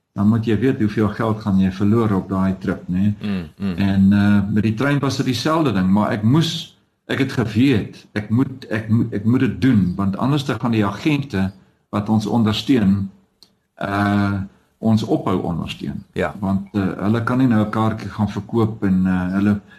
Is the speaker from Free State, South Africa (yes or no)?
no; Dullstroom, Mpumalanga, South Africa; moved away; also born or lived in Witbank / Johannesburg; ek het op Dullery wel groot geword